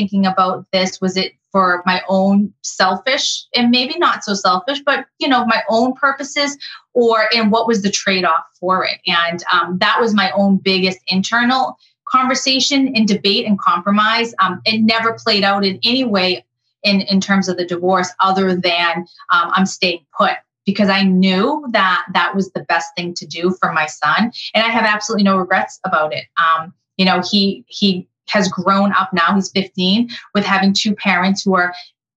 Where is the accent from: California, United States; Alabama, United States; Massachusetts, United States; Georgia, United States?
Massachusetts, United States; now in Connecticut, United States; I currently live in Connecticut. I'm not from Connecticut. I'm from Massachusetts